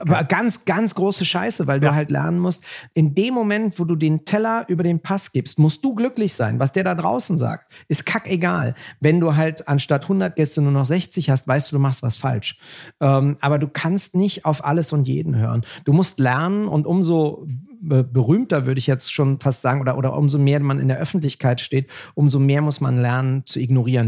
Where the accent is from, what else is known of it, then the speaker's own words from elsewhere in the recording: Germany; Wir sind doch Deutsche